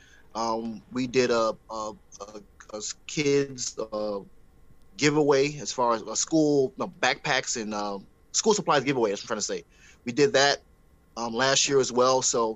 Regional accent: Miami, Florida, United States; I'm from Miami. I was nice. Raised in Miami

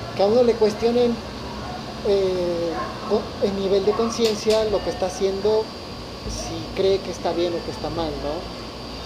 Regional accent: Mexico

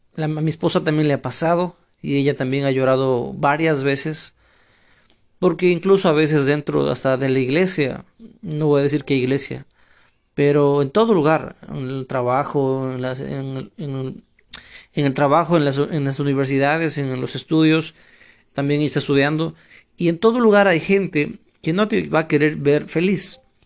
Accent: Ecuador; also born or lived in Ukraine; now in Spain; soy ecuatoriano.

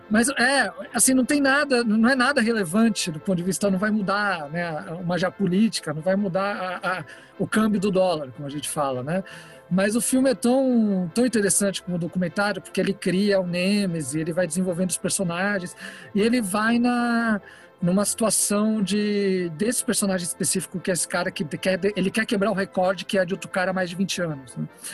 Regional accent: São Paulo, Brazil; born or raised there; also born or lived in Rosario, Santa Fe, Argentina

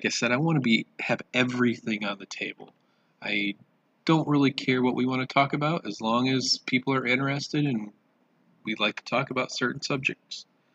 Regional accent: Michigan, United States; also born or lived in southern Indiana; now in Indiana, United States; I grew up in Michigan and southern Indiana and have lived in central Indiana for the last 20 years or so.

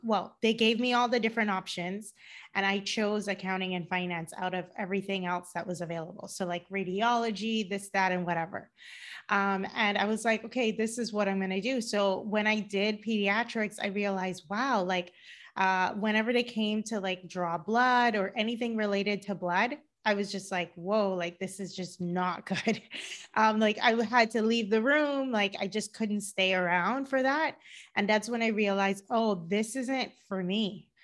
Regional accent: Cayman Islands; moved away as an adult; also born or lived in Georgia, United States / Boston, United States; now in Los Angeles, United States; I live in Los Angeles, but I'm originally from the Cayman Islands.

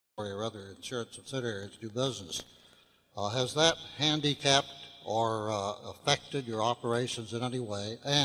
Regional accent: Seattle, Washington, United States; from Seattle, Washington.

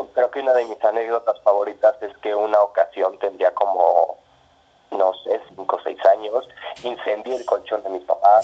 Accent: Mexico City, Mexico; mi infancia la hice pues, prácticamente en el sur de la ciudad

